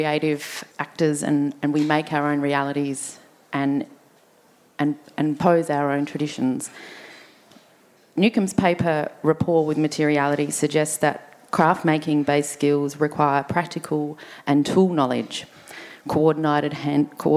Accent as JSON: {"language": "English", "town": "Adelaide", "region": "South Australia", "country": "Australia", "tie": "born or raised there", "said": "we grew up here on Kaurna country."}